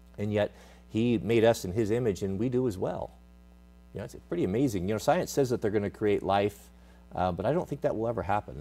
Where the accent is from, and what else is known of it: United States